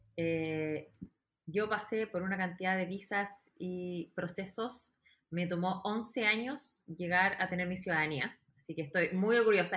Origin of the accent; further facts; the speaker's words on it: Chile; moved away as an adult; also born or lived in New York; now in Los Angeles, United States; soy de Chile, pero ahora estoy viviendo en Los Ángeles, California. Llevo ya casi 13 años radicada en Estados Unidos.